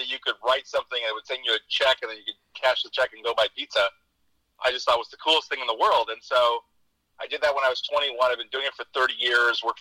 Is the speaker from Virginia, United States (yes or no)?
no; San Joaquin Valley, Central California, United States; I come from farm country in the San Joaquin Valley in Central California, and not from the city. So coming off a farm, you're conservative. And then I was a member of Generation X